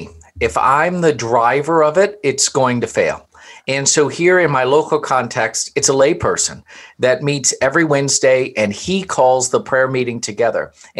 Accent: Louisville, Kentucky, United States; born there; I was born in Louisville, Kentucky

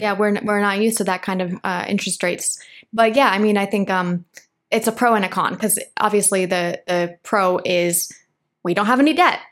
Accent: Michigan, United States; also born or lived in Los Angeles, United States; now in Medellín, Colombia; I grew up in Michigan.

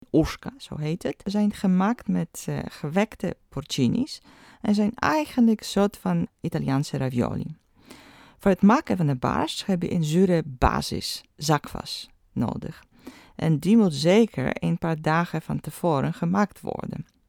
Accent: eastern Poland, Poland; moved away; In Oost-Polen, waar ik vandaan kom

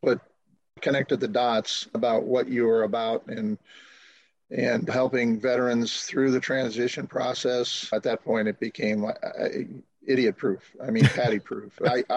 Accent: Southern California, United States; I grew up in Southern California

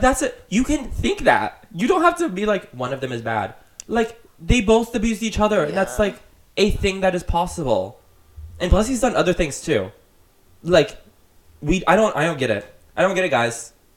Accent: Florida, United States; I'd be like, Florida

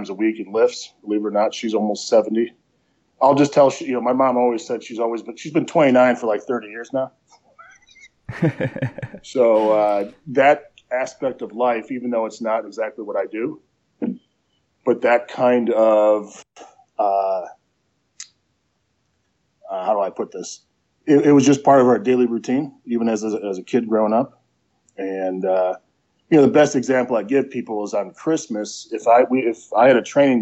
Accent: Prospect Heights, Illinois, United States; moved away as an adult; also born or lived in Colorado / Arizona / Lexington, Kentucky; now in Ohio, United States; I was born in Arlington Heights, Illinois, which is just outside of Chicago, and I grew up in Prospect Heights, which is right next to Arlington Heights

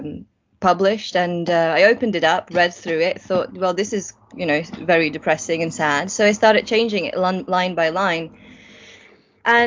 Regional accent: Latvia; also born or lived in Germany; now in United Kingdom; I was born in Latvia. I grew up in this tiny, tiny town of, I think, 7,000 people living there, not far from the Russian border

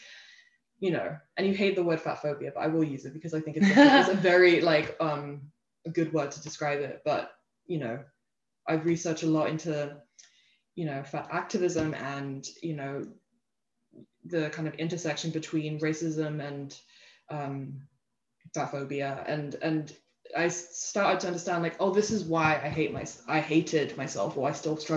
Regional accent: England, United Kingdom; moved away as an adult; also born or lived in United States / Copenhagen, Denmark; now in Denmark; I grew up mostly in England, but I had a little bit of my, like a glimmer of my childhood, about 3 years in Copenhagen, in Denmark

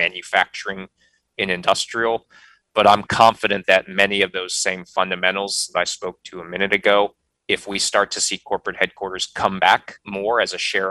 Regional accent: Midwest, United States; moved away as an adult; now in North Carolina, United States; I come from the Midwest.

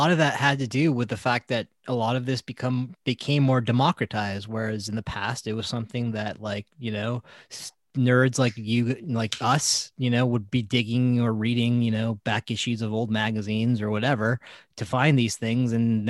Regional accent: California, United States; And Neverland Ranch is close to where we grew up in Santa Barbara County.

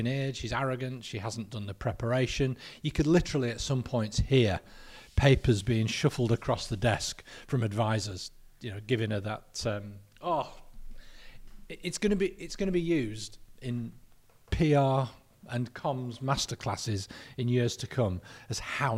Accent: Lancaster, North West England, United Kingdom; We're both from Lancaster. Both our dads worked together as milkmen in Lancaster.

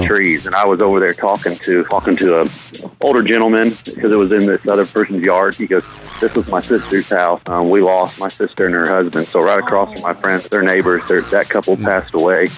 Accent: Illinois, United States; now in Brentwood, United States; I grew up in Illinois

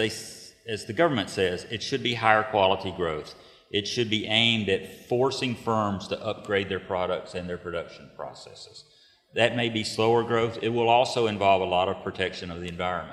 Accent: United States; moved away as an adult; now in China; I'm an American. I've lived in China for about 5 years

